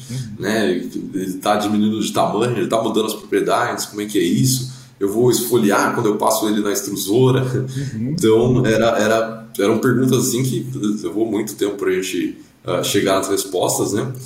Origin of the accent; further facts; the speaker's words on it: Brazil; como brasileiro